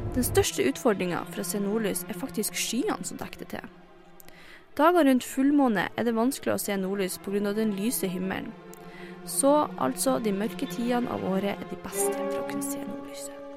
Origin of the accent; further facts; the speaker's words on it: Northern Norway, Norway; moved away as an adult; Som nordlending